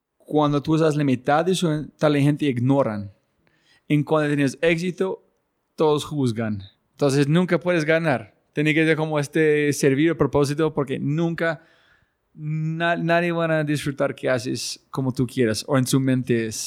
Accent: United States; moved away; yo ser gringo y mi esposa colombiana

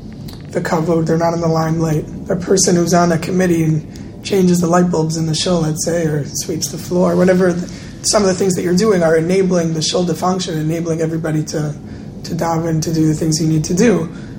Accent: Chicago, Illinois, United States; I'm from Chicago

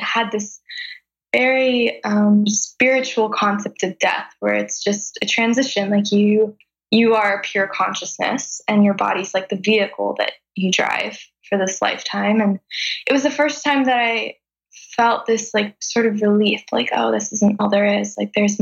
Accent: Los Angeles, California, United States; moved away as an adult; also born or lived in Calabasas; now in Kauai, United States; I grew up in Los Angeles, moving all around LA, kind of the Valley area. And I went to high school in Calabasas

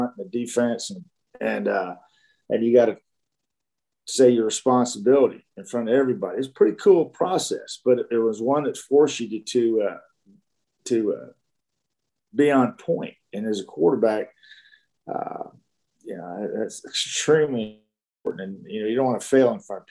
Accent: Dallas, Texas, United States; born or raised there

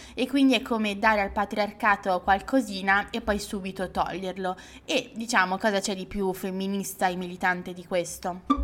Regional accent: Legnano, Lombardy, Italy; Legnano, che è il mio paese di, mm, eh, origine

